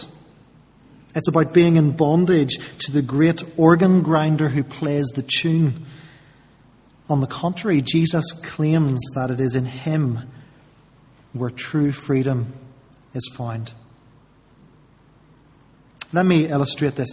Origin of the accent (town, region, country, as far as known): United Kingdom